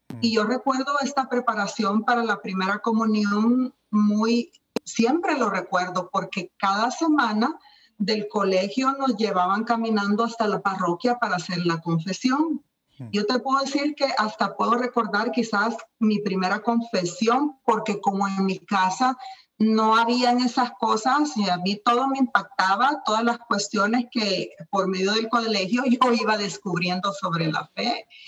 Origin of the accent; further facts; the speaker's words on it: El Salvador; now in United States; yo soy salvadoreña. Estoy en los Estados Unidos ahora, pero yo nací en El Salvador